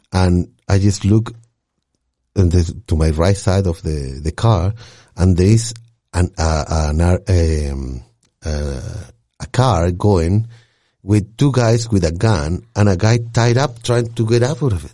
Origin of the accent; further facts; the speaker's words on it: Santiago, Santiago Metropolitan Region, Chile; also born or lived in London; now in Denmark; I'm from Santiago, in Chile